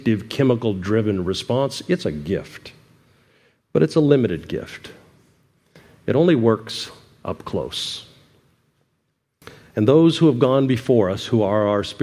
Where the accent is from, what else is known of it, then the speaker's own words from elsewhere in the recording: United States; we're an American